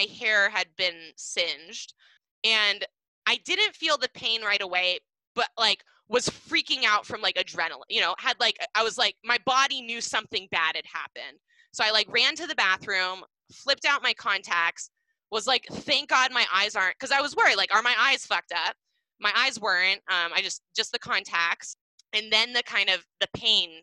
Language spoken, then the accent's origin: English; Seattle, Washington, United States; we grew up in Seattle, Washington